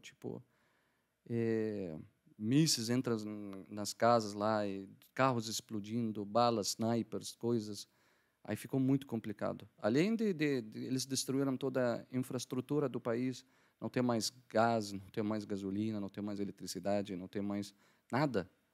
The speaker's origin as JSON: {"language": "Portuguese", "town": "Damascus", "region": "Damascus Governorate", "country": "Syria", "tie": "born or raised there", "also_born_or_lived": "Algiers, Algeria", "second_language": "Portuguese", "moved": "as an adult", "lives_now": "Curitiba, Brazil", "said": "eu sou da Síria, Damasco. Eu nasci em Damasco, é, cresci em Damasco"}